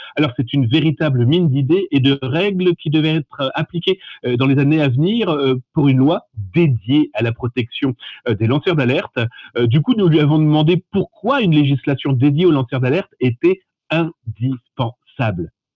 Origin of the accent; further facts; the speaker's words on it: France; chez nous, en France, on a vraiment cette fibre aussi humaine